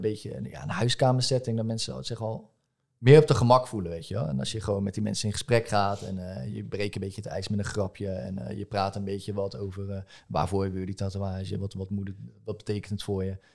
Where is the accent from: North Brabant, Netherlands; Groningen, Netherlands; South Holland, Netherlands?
South Holland, Netherlands; Rotterdam; ik kom uit Rotterdam